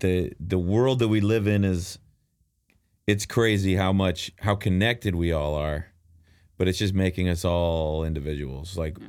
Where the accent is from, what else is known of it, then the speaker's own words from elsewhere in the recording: Dallas, Texas, United States; where I grew up in Dallas